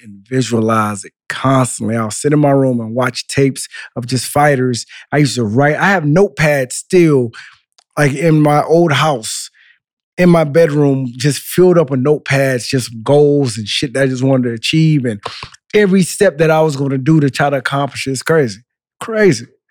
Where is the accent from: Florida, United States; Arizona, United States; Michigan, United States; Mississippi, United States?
Florida, United States; Central; also born or lived in Miami; I was born in Miami, raised in Central Florida. My parents are from Haiti